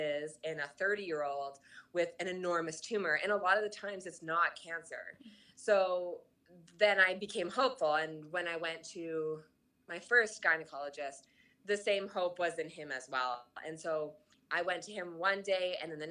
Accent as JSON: {"language": "English", "country": "Canada", "said": "I'm Canadian"}